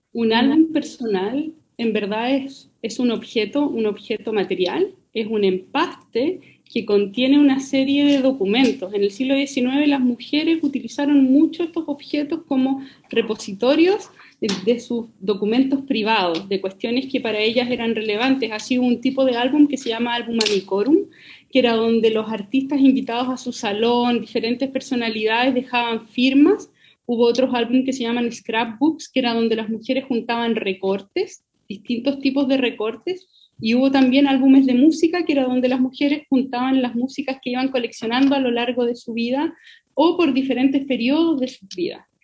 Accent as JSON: {"language": "Spanish", "town": "Melipilla", "region": "Santiago Metropolitan Region", "country": "Chile", "tie": "born or raised there", "said": "cuando yo era chica, yo, yo soy de Melipilla"}